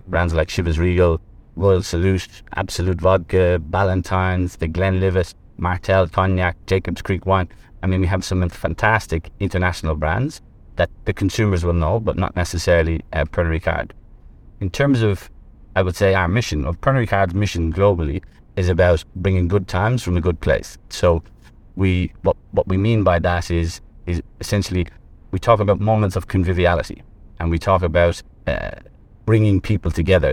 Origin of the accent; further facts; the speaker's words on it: Ireland; moved away as an adult; also born or lived in Middle East; now in Vietnam; I'm actually, I'm from Ireland.